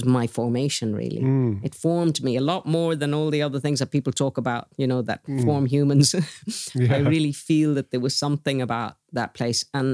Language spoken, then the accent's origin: English; Connemara, Galway, Connacht, Ireland; I was born in Ocrisbeg. Mm-hmm. Well, not actually in Ocrisbeg, in Galway, but my family had already moved into the house that my dad built in Ocrisbeg